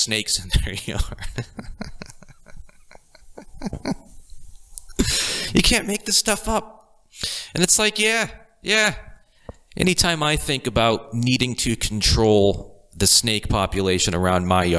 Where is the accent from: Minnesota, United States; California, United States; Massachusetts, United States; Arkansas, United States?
Massachusetts, United States; Boston; born into a lower to middle class family from the Boston area